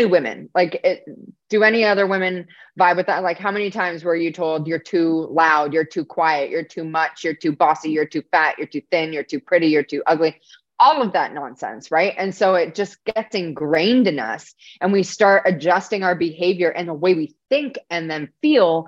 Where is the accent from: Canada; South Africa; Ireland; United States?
Canada; I'm not even American, I'm Canadian